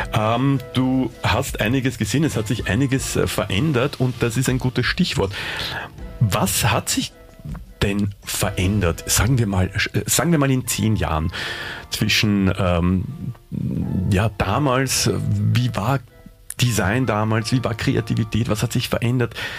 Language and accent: German; Vienna, Austria; mir als Wiener